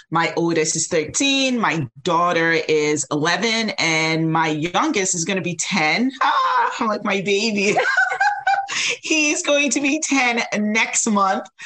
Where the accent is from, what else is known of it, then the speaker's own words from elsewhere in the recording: United States; you know, I'm Nigerian American. And so growing up, it was like, you're either a doctor or, you know, an engineer.